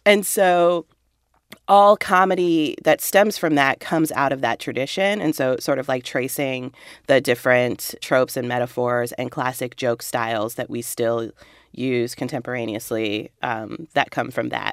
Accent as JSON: {"language": "English", "town": "Walnut", "region": "California", "country": "United States", "tie": "born or raised there", "also_born_or_lived": "Chicago area (Midwest)", "moved": "as an adult", "said": "I grew up in Walnut"}